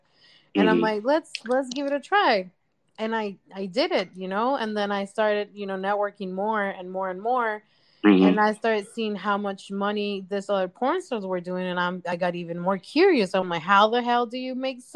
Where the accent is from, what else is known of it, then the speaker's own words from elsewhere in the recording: Mexico; moved away as an adult; now in United States; I was born and raised in Mexico. Mm-hmm. I lived there for 18 years. I moved here back in 2011.